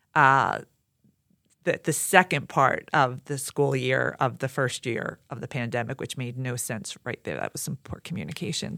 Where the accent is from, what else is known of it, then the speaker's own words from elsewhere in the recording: Philadelphia, Pennsylvania, United States; I grew up in Southwest Philly